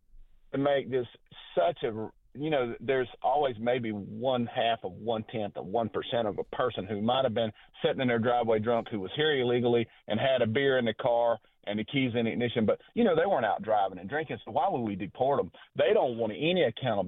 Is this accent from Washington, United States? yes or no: no; Enterprise, Alabama, United States; my hometown, Enterprise, Alabama